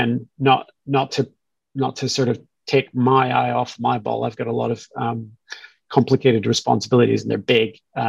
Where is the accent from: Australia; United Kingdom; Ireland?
United Kingdom; Scotland; moved away as an adult; I grew up in Scotland, went to school there as well, spent the first part of my career there